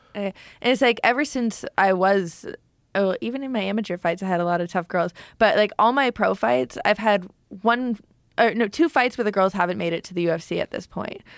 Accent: Canada; now in Florida, United States; me being Canadian fighting in Edmonton

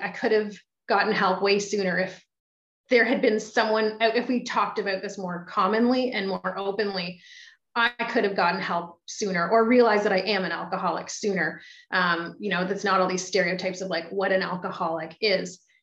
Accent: Belleville, Ontario, Canada; also born or lived in Toronto, Canada; now in Ottawa, Canada; I'd run myself out of Belleville

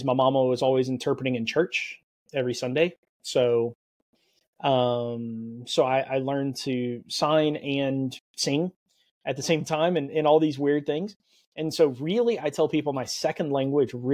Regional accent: South Louisiana, United States; also born or lived in New Orleans; I grew up in South Louisiana, so hence LSU Tigers. Mm-hmm. And so I was born and raised there

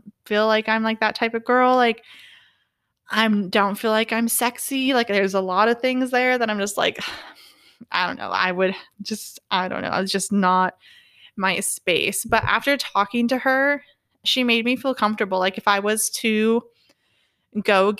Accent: California, United States; moved away; I'm from California

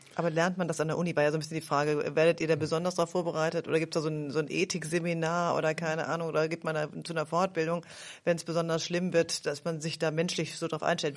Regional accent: Bärenbostel, Lower Saxony, Germany; also born or lived in Greifswald; ich komme aus Hannover, weil das Kraft bei Hannover, wo ich herkomme, kennt auch immer keiner.

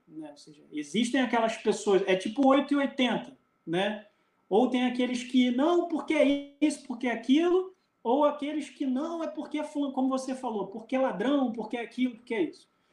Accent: Brazil; o senhor é brasileiro? Eu falei, sou

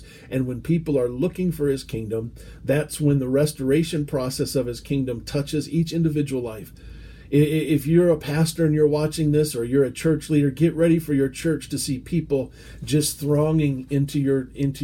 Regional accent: United States; As an American

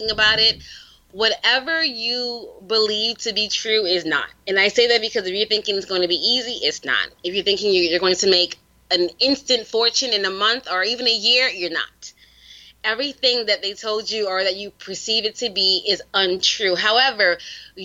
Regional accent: New York City, New York, United States; I'm from the Bronx

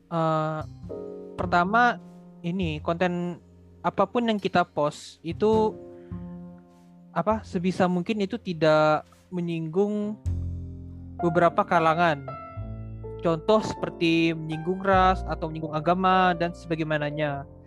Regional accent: Kalimantan, Indonesia; saya kan asal dari Kalimantan

